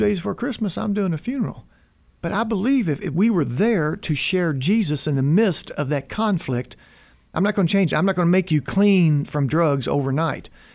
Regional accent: United States; I was from America

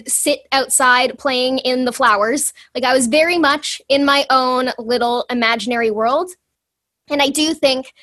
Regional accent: Toronto, Ontario, Canada; I grew up in the Greater Toronto Area.

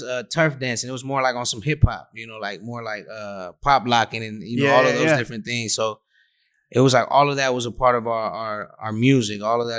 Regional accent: Panama; also born or lived in Bay Area, United States; Because we grew up in Panama, where it's the mecca of reggae in Spanish, the mecca of reggaeton. But we also grew up in the Bay Area

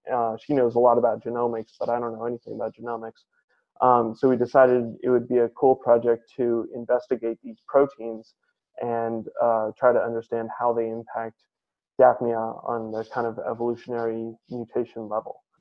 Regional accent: San Francisco, California, United States; I grew up in San Francisco, California

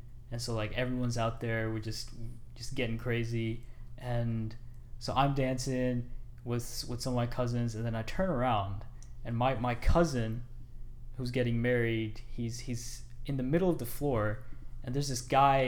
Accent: Edmonton, Alberta, Canada; born there; So I was born in Edmonton. I'm an Edmonton Oilers fan.

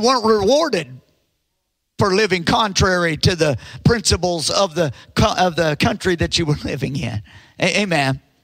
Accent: United States; as an American

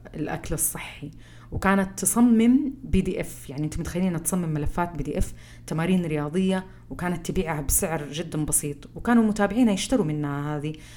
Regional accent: Saudi Arabia; احنا كسعوديين

